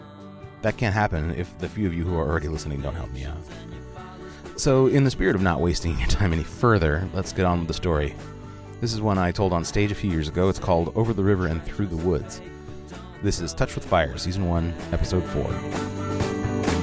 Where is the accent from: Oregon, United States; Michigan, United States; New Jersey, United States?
Oregon, United States; Portland; I am a writer and radio producer from Portland, Oregon, and I am that rare bird. I actually grew up here.